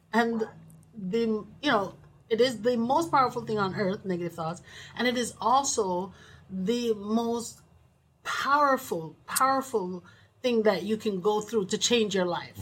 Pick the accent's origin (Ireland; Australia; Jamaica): Jamaica; moved away; We're from Jamaica, West Indies